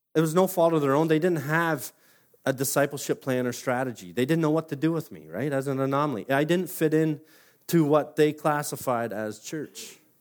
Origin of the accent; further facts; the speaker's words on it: Simcoe, Ontario, Canada; born and raised in Simcoe